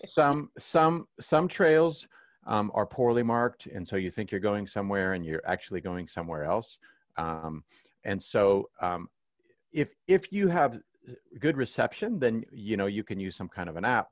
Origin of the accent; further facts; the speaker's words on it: Kansas City, Missouri, United States; growing up in Kansas City